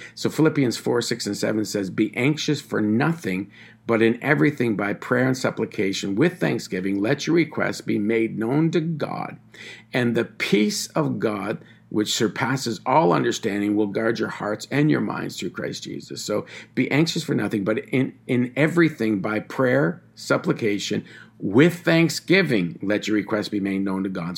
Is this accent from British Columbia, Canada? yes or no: no; Tyendinaga Mohawk Territory, Ontario, Canada; I'm from the Tyendinaga Mohawk Territory